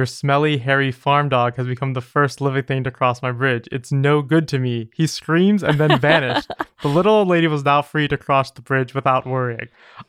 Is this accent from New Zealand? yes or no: no; England, United Kingdom; now in Wales; I'm from England, but now live in Wales.